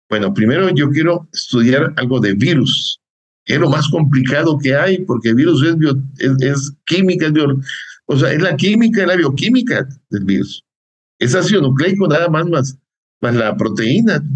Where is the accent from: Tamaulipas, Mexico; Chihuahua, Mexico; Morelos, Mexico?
Morelos, Mexico; Somos de Morelos nosotros.